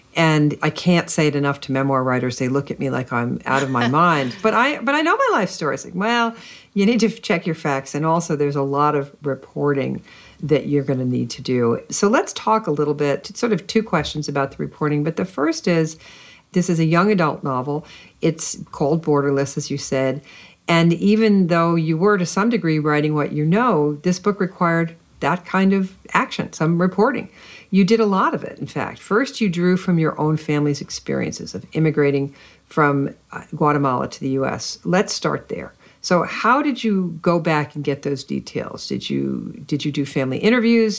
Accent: United States; growing up in America when I did

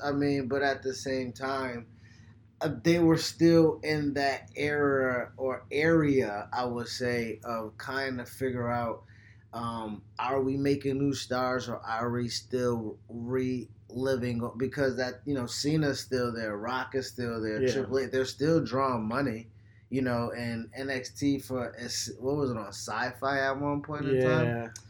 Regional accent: Buffalo, New York, United States; I've never, even though, you know, John is from Rochester, I'm from Buffalo.

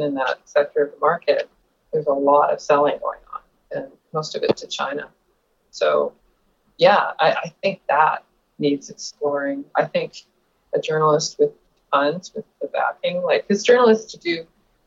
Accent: Vancouver, British Columbia, Canada; I was born in Dunbar. I mean, I was raised in Dunbar. I was born at BGH.

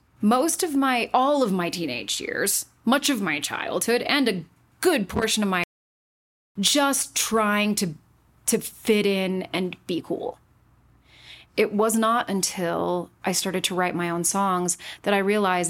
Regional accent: Utah, United States; I was born and raised in Utah, and I was not raised Mormon

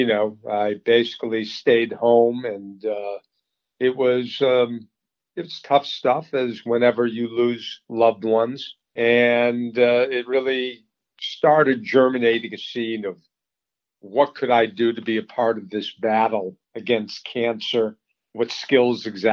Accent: Boston, Massachusetts, United States; also born or lived in Colorado; I grew up in the Boston area, a suburb, and went to school in Colorado.

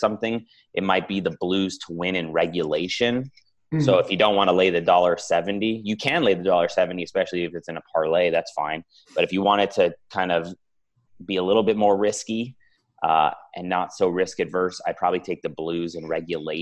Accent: Los Angeles, California, United States; I grew up in Los Angeles

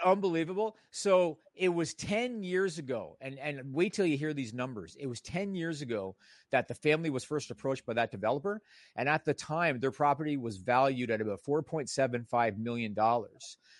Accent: Toronto, Ontario, Canada; This one takes place in my hometown

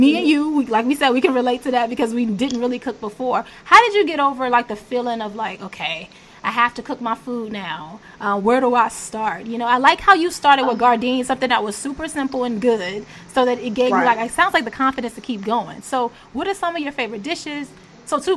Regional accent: Virginia Beach, Virginia, United States; I grew up in Virginia Beach

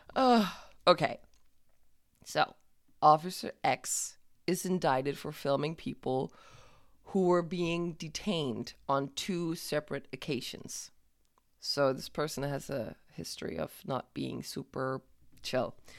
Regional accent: Denmark; I'm from Jutland

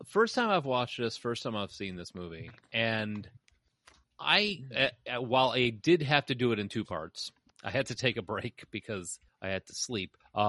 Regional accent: Tennessee, United States; It's just a thing we do. We're from Tennessee.

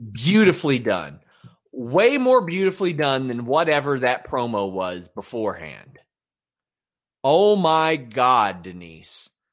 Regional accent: Kentucky, United States; I'm from Kentucky

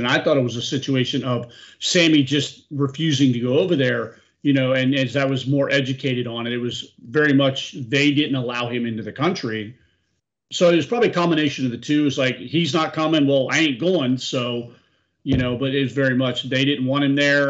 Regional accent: Florida, United States; I grew up in Florida.

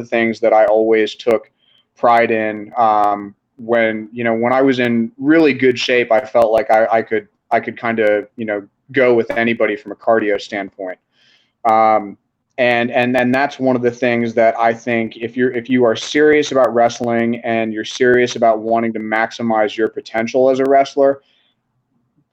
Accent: Reston, Virginia, United States; my hometown of Reston

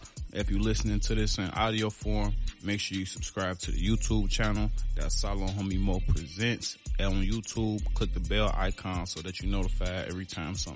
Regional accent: Chicago, Illinois, United States; I'm from Chicago

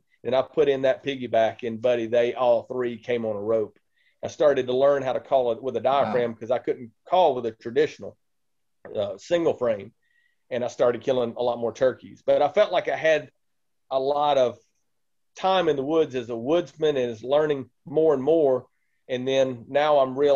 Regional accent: Mississippi, United States; moved away as an adult; now in Indiana, United States; I grew up in Mississippi, and you might hear in the accent

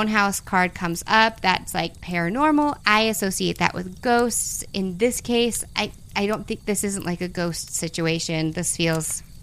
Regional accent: the South, United States; I'm from the South

